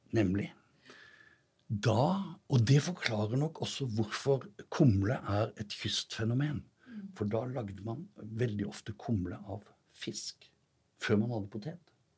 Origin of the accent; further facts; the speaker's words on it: Sørlandet, Norway; Jeg vokste opp på Sørlandet